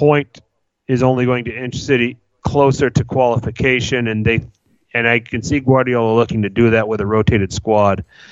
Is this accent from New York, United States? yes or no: no; Wisconsin, United States; Wisconsin native, my home state